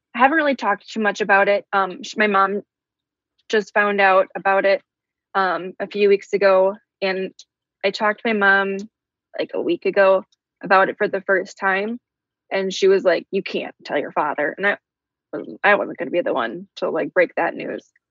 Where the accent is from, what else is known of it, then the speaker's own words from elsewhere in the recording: Midwest, United States; we're from the Midwest